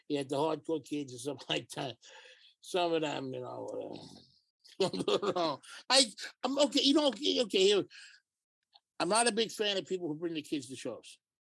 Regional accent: New York City, New York, United States; I'm a New Yorker.

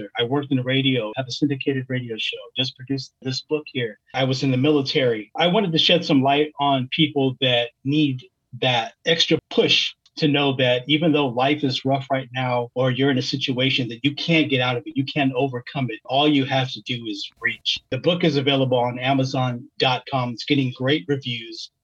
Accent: Oakland, California, United States; my teenage years growing up in East Oakland, California

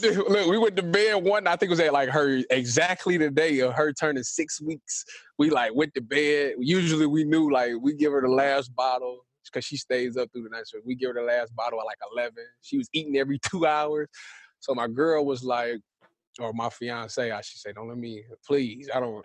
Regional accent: Cleveland, Ohio, United States; I'm from Cleveland, so I'm a Browns fan

